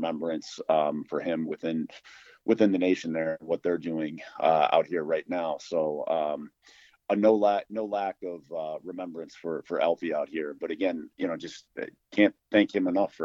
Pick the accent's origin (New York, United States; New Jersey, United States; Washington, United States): New York, United States; Syracuse; moved away; growing up in upstate New York, growing up in the Syracuse area.